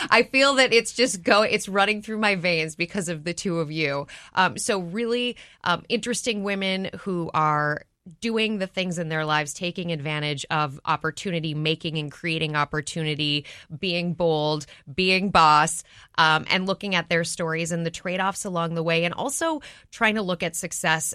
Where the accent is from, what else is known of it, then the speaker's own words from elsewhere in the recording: Minneapolis, Minnesota, United States; moved away; I grew up in Minneapolis.